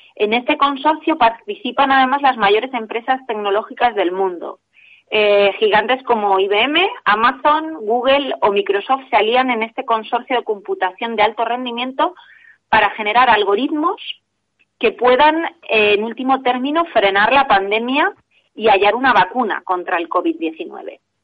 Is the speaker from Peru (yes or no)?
no; Spain; como españoles